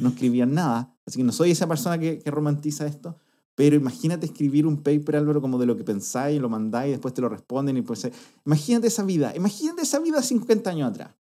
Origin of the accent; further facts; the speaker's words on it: Talca, Maule, Chile; soy de Talca